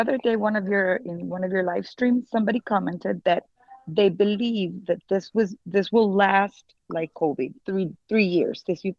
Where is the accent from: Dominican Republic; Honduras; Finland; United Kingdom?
Honduras; I'm from Honduras.